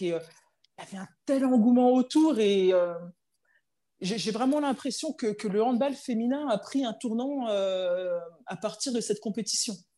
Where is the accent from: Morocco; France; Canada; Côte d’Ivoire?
France; Chenôve, Bourgogne-Franche-Comté; je suis originaire de Chenauve, donc euh, quartier populaire de Dijon